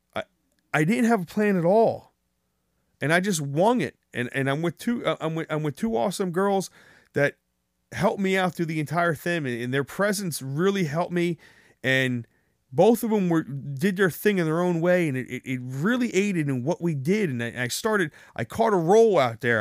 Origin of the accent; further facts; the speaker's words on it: New Jersey, United States; I'm from New Jersey